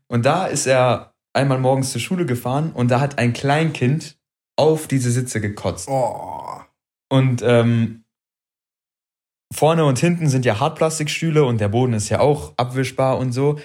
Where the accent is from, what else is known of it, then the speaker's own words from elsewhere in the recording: Wuppertal, North Rhine-Westphalia, Germany; also born or lived in Frankfurt, Hesse; ich bin Wuppertaler, aber ich bin nach Wuppertal gezogen im jungen Alter. Und, ähm, dann, also ich war im Grundschulalter und dann hieß es irgendwann, ja, wir ziehen um. Also ich komme aus Frankfurt